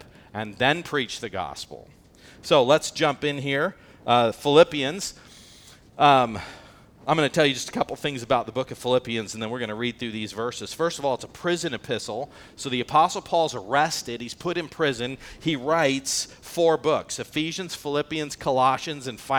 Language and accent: English; United States; I'm an American.